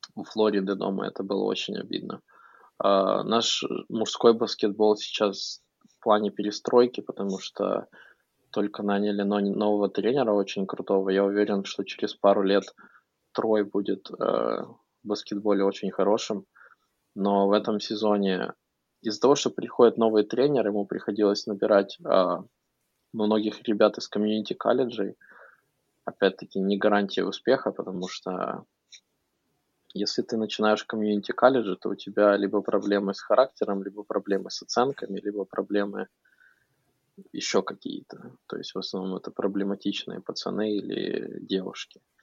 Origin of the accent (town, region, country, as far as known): Ukraine; now in United States